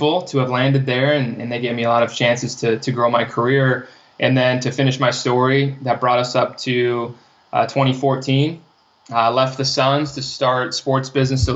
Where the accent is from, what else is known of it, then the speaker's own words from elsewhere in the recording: California, United States; moved away as an adult; also born or lived in Arizona; I'm from California. I went to community college after high school.